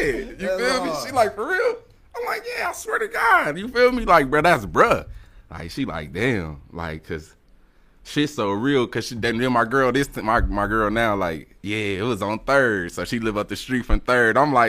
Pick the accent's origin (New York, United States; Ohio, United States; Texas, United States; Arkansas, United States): Ohio, United States; Dayton; I grew up, shit, all over for real. Cause like my mom, I mean, in the city though, Dayton, right, for sure. We started in Dayton.